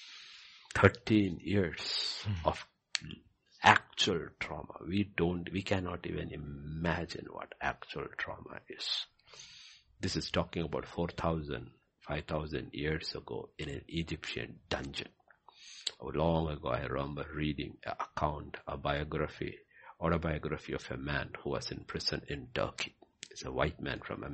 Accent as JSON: {"language": "English", "country": "Bhutan", "tie": "born or raised there", "said": "when I was growing up in Bhutan"}